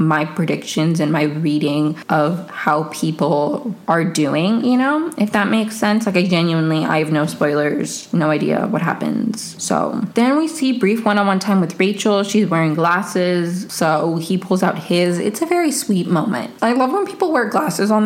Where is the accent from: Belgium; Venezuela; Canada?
Venezuela; I'm from Venezuela